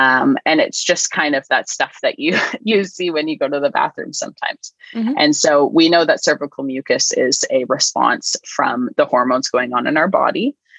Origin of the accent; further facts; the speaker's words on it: Canada; So I'm Canadian.